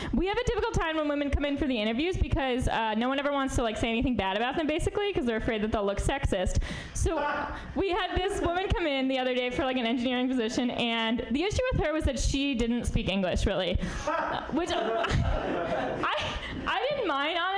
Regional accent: New York, United States; now in San Francisco, United States; I'm from New York originally

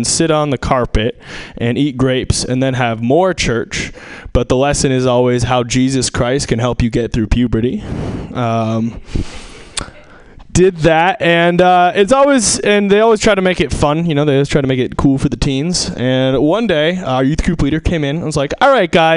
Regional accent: Seattle, Washington, United States; I'm from Seattle, so we had kind of a special church

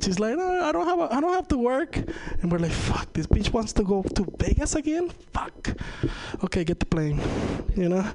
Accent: Venezuela; first language Spanish; English is a second language; now in United States; I'm from Venezuela

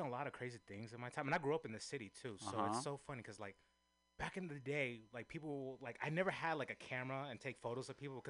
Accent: San Francisco, California, United States; born and raised in Frisco, true native, the last of the Skowhegan.

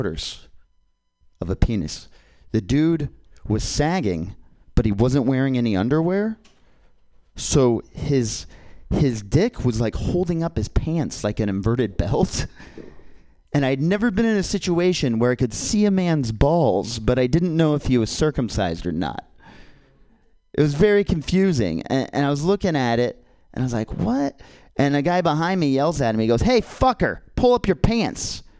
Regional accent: Kansas, United States; moved away as an adult; now in California, United States; I'm from Kansas

